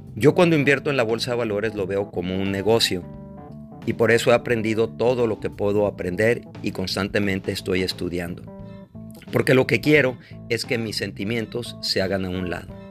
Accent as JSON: {"language": "Spanish", "country": "Mexico", "said": "soy mexicano"}